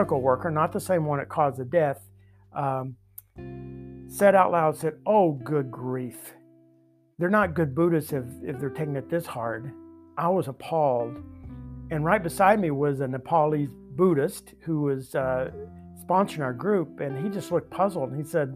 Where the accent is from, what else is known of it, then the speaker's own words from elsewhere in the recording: the Bible Belt, United States; I grew up in the Bible Belt